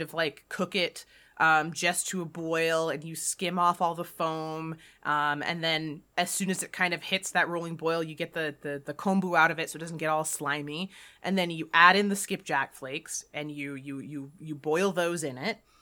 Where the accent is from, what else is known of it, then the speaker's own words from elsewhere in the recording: Jamaica; I grew up in a culture, you know, I'm, I'm Jamaican, I'm not East Asian